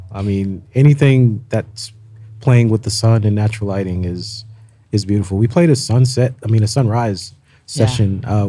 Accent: Houston, Texas, United States; But yeah, Houston.

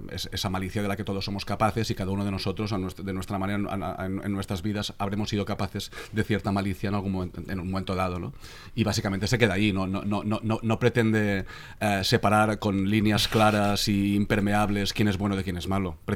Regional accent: Catalonia, Spain; lo que ha pasado durante la composición de este último disco que hemos hecho, siendo catalanes

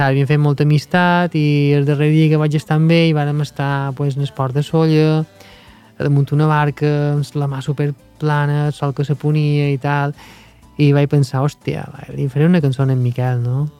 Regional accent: Mallorca, Balearic Islands, Spain; nosaltres som mallorquins

